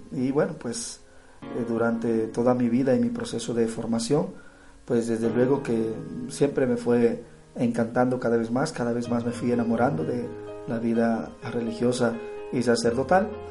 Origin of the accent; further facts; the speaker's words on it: Dominican Republic; soy de la República Dominicana